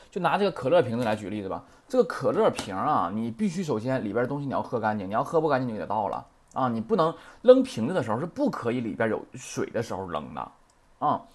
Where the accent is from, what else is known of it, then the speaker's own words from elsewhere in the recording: China; 咱们中国人